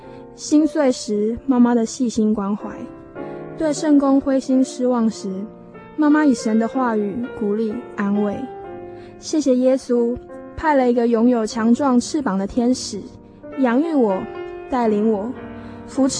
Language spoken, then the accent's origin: Chinese; Banqiao, New Taipei, Taiwan; 亲爱的听众朋友，